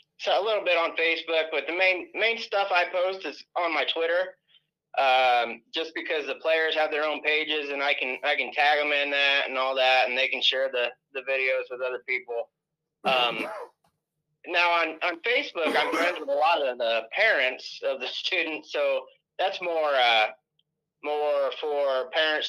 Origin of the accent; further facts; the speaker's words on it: Wapello, Iowa, United States; staying here in my hometown, Wapello